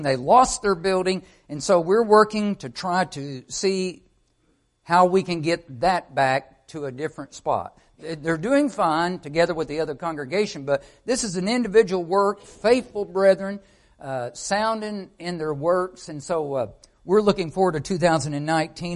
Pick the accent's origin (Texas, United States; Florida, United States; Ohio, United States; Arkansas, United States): Arkansas, United States; I'm from Arkansas